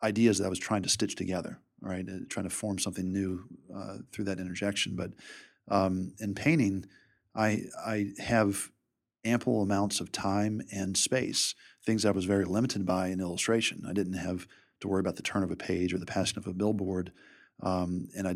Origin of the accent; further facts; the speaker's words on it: Richmond, Virginia, United States; Richmond's my hometown